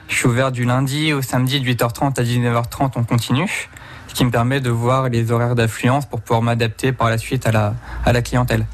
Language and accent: French; Val-d'Oise, Paris region, Île-de-France, France; also born or lived in Charente; now in Poitiers, France; Moi, je suis, je né dans le Val d'Oise, en région parisienne. Je suis atterri en Charente